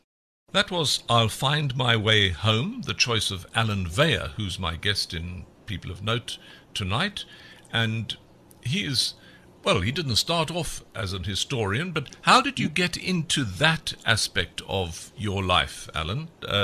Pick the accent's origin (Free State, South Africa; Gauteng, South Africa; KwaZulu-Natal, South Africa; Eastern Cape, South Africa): Eastern Cape, South Africa; Port Elizabeth; I was born in Port Elizabeth, and I lived a lot of my life in the Eastern Cape.